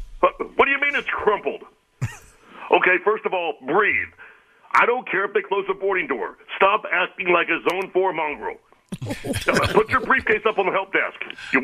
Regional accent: Phoenix, Arizona, United States; I'm from Phoenix. We just landed.

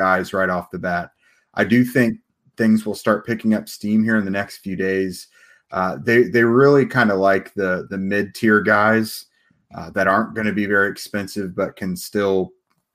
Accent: Central Indiana, United States; I'm from Central Indiana

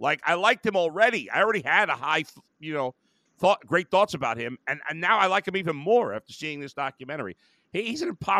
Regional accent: New York, United States; I grew up in New York

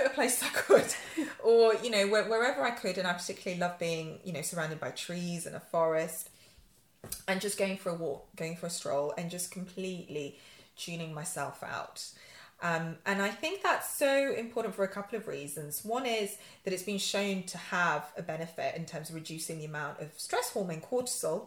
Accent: Yorkshire and the Humber, United Kingdom; now in London, United Kingdom; I'm a Yorkshire girl. I grew up in Yorkshire.

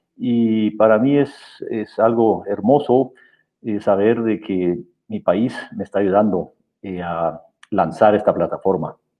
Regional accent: Guatemala; moved away as an adult; also born or lived in Austria / Memphis, United States; now in Germany; yo soy guatemalteco, nací aquí en Guatemala

